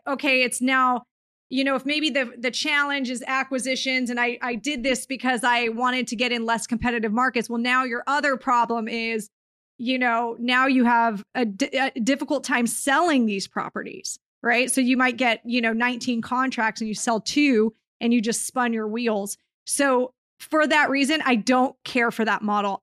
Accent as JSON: {"language": "English", "region": "Southern California", "country": "United States", "tie": "born or raised there", "said": "into my hometown because I haven't bought and property here in Southern California in a few years"}